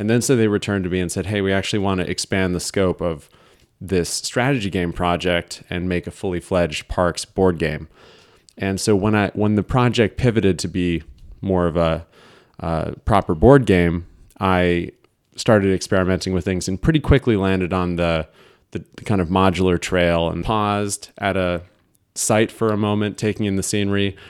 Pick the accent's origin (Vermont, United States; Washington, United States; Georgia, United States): Vermont, United States; Burlington; moved away as an adult; also born or lived in Ohio; now in Philadelphia, United States; I was born in Ohio, but moved pretty early on to Vermont